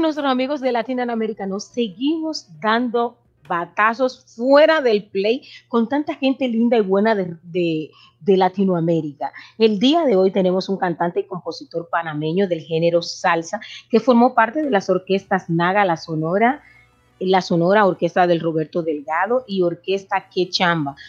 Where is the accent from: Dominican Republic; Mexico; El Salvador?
Dominican Republic; now in United States; como decimos los dominicanos